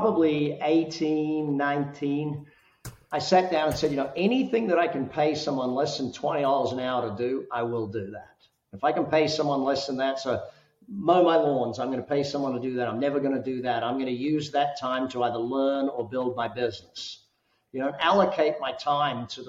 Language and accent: English; Australia; now in Las Vegas, United States; living here in Vegas. Everyone says, you got five kids. Are you guys Mormon? You know, I'm Australian